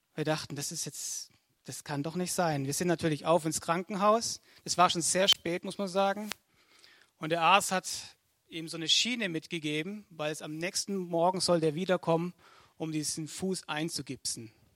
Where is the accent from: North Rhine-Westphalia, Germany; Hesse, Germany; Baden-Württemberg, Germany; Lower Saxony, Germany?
Baden-Württemberg, Germany; Altensteig; ich komme aus Altensteig.